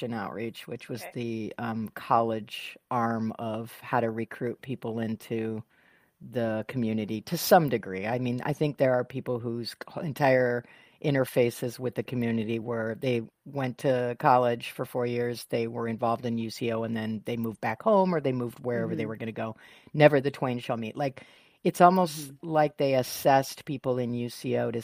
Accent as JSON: {"language": "English", "region": "Michigan", "country": "United States", "tie": "born or raised there", "moved": "yes", "lives_now": "San Diego, United States", "said": "I grew up in Michigan"}